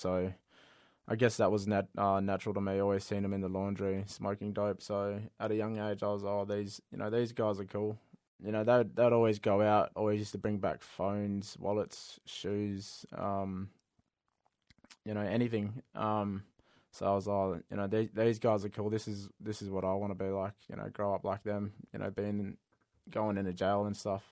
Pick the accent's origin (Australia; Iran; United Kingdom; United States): Australia; Perth, Western Australia; I grew up out in Innaloo